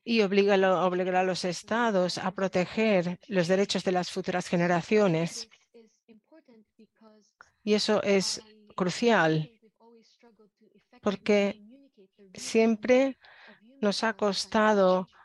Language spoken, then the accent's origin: Spanish; Philippines; Spanish is a second language; Yo crecí en Filipinas y el tema del cambio climático no era fácil, pero ahora veo cómo suben los niveles del mar